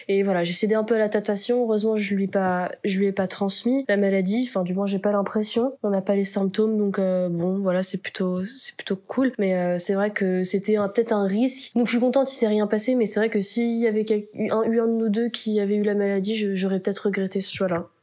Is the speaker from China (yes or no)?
no; France; accent: French; also born or lived in Buenos Aires; notre accent français